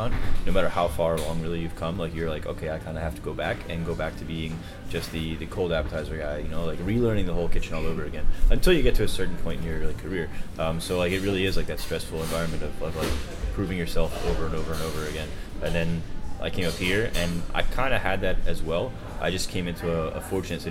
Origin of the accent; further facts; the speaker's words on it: New Jersey, United States; moved away as an adult; also born or lived in Orlando / New York City; now in New York, United States; I grew up in Jersey. I'm in West Jersey, though, so I was maybe an hour or so away.